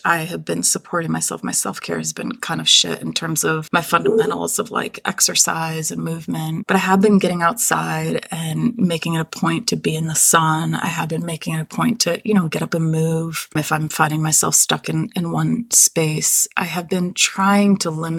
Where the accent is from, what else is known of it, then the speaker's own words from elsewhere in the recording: Israel; now in United States; I'm Israeli American. I'm Jewish